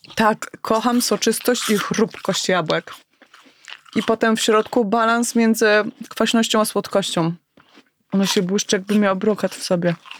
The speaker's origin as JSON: {"language": "Polish", "town": "Elbląg", "region": "Warmian-Masurian Voivodeship", "country": "Poland", "tie": "born or raised there", "said": "ja wtedy jako nastolatka w tym Elblągu"}